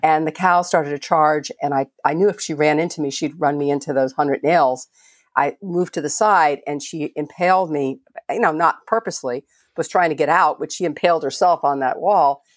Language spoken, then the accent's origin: English; Miami, Florida, United States; moved away as an adult; also born or lived in Merritt Island, Florida; I grew up in Miami and, uh, lived in Merritt Island for many years